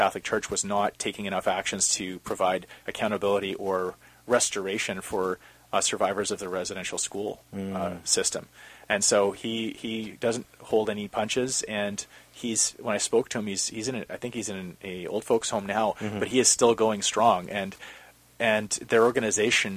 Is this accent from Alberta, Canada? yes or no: yes; Calgary, Alberta, Canada; now in Vancouver, Canada; growing up in Calgary